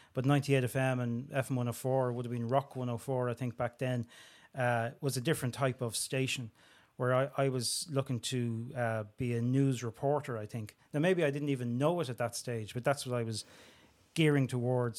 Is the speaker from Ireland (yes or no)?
yes; Dublin, Leinster, Ireland; I'm from Springfield in Talla, Dublin twenty-four